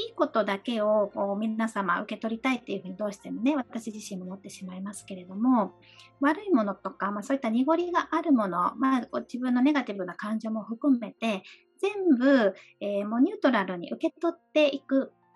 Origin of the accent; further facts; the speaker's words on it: Fukuoka, Japan; also born or lived in Okinawa; now in Tokyo, Japan; 私は沖縄生まれで、えー、福岡育ちの今東京にあの在住させていただいております